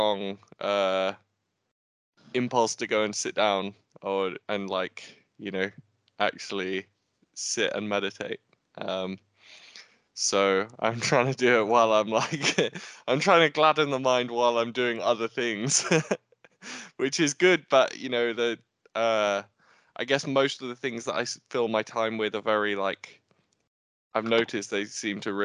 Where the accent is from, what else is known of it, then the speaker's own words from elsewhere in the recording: Nottingham, East Midlands, United Kingdom; I'm from Nottingham